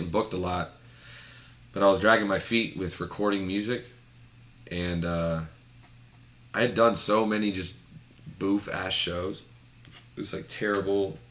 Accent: Lancaster, Ohio, United States; moved away as an adult; now in Columbus, United States; I'm from Lancaster, Ohio.

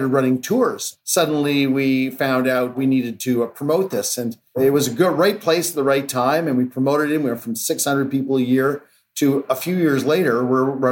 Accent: Mont-Tremblant, Quebec, Canada; I grew up in Quebec and in a small town called Mont-Tremblant

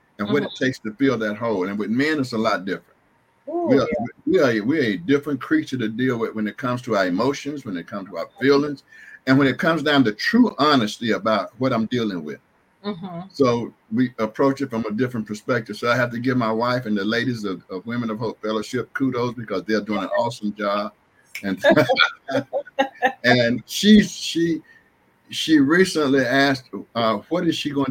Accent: Canton, Mississippi, United States; moved away; also born or lived in Raleigh-Durham, North Carolina; I'm originally from Canton, Mississippi, to which I just relocated after spending many, many years in the Raleigh-Durham area of North Carolina.

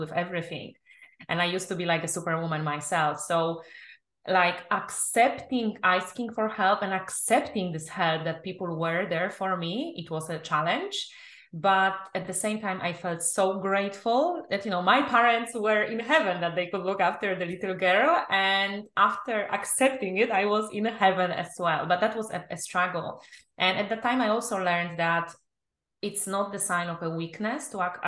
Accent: Poland; English is a second language; moved away; also born or lived in England; I'm originally from Poland

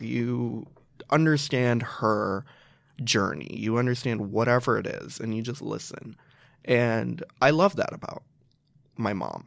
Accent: Chicago, Illinois, United States; I grew up in Chicago. I've lived there ever since.

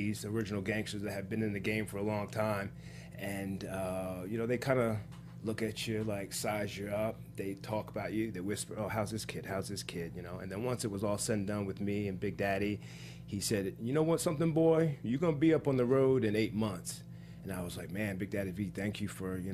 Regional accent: Dirty Jersey, New Jersey, United States; Born and raised in Dirty, New Jersey

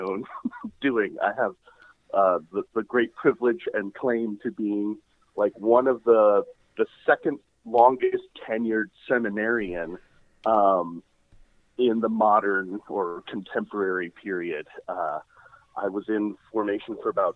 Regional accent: Rockville, Maryland, United States; I'm a local guy. I grew up in Rockville

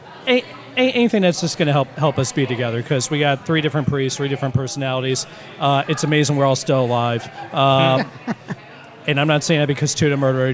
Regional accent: Olney, Maryland, United States; also born or lived in Baltimore, Maryland / Buffalo, New York; Born in Baltimore, raised in Olney, lived there before seminary, aside from a 4-year stint in Buffalo, City of Good Neighbors.

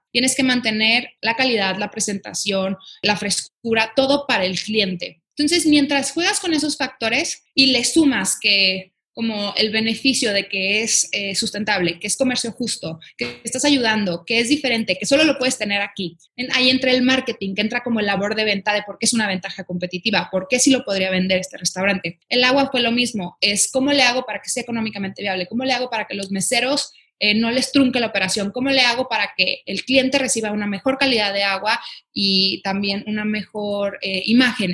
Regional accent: Guadalajara, Jalisco, Mexico; soy de Guadalajara, Jalisco

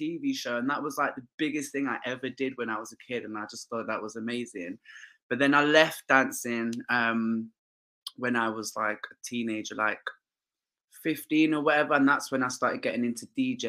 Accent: Leicester, East Midlands, United Kingdom; moved away as an adult; now in London, United Kingdom; growing up in Leicester

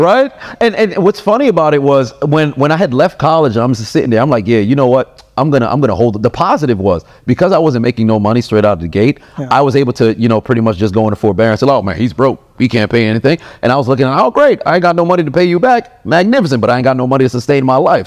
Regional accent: New York, United States; I'm from New York

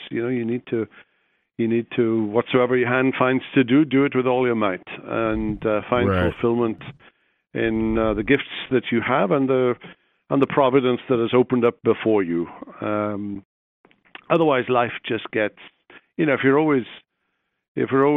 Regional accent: Wales, United Kingdom; moved away as an adult; also born or lived in Belfast, Northern Ireland / Jackson, Mississippi; now in Columbia, United States; I grew up in Britain, in Wales, went to school there

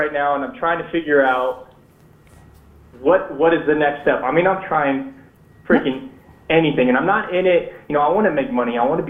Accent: Southern California, United States; I'm from Southern California. I'm out here in Mojave.

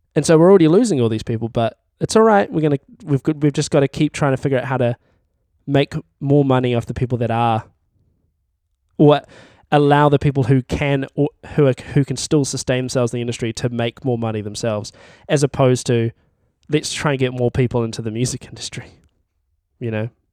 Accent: Timaru, Canterbury, New Zealand; I'm from Timaru

